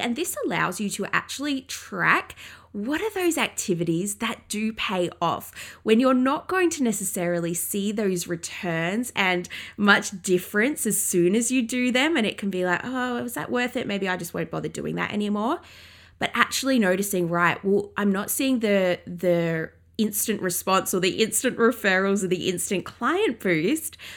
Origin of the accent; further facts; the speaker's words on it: England, United Kingdom; I grew up in England